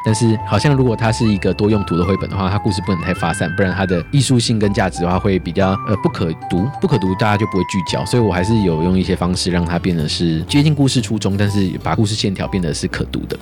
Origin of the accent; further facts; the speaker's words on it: Taipei, Taiwan; 我在台北长大